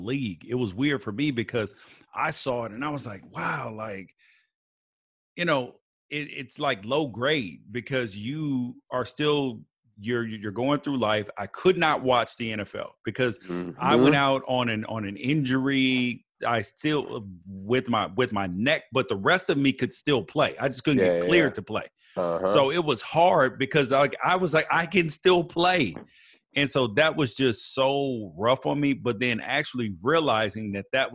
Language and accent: English; Memphis, Tennessee, United States; now in California, United States; I grew up in Memphis originally.